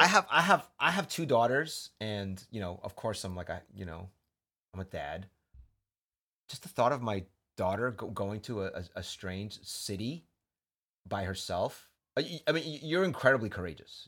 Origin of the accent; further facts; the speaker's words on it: New York, United States; now in San Francisco, United States; York, not originally, but I grew up there